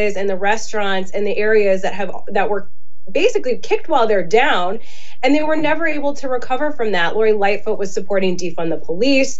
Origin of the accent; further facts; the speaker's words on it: Illinois, United States; we're from Illinois.